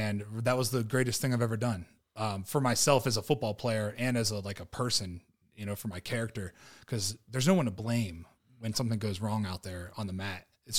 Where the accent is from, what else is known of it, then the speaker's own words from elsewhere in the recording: Ohio, United States; from Ohio. So just south of Youngstown, and, had a pretty rough childhood, bounced around a lot.